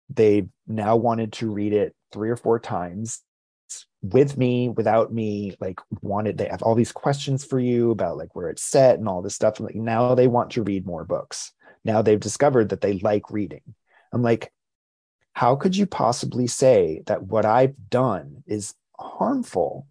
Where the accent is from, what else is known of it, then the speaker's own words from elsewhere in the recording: New Jersey, United States; also born or lived in Rhode Island / Basking Ridge, New Jersey; spent a lot of time uh, in, in my teen years in New Jersey. Uh, I was born in Rhode Island. Moved to New Jersey when I was 11 years old